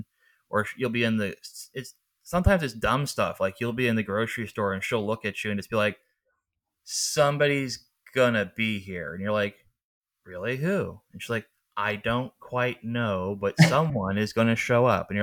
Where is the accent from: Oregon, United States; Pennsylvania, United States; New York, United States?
Pennsylvania, United States; Pittsburgh; I'm from Pittsburgh